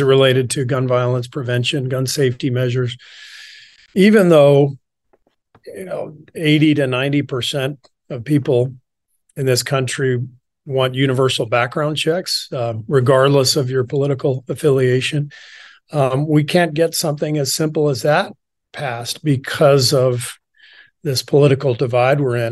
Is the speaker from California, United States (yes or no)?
yes; Los Angeles, California, United States; also born or lived in Beirut, Lebanon / Cairo, Egypt / France; we moved to L A when I was pretty young, like two years old, 'cause my dad took a job at U C L A as a professor. So, most of my childhood was spent in L